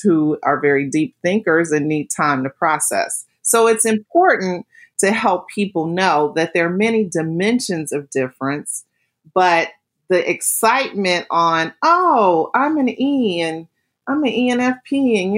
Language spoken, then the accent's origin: English; United States; I'm African American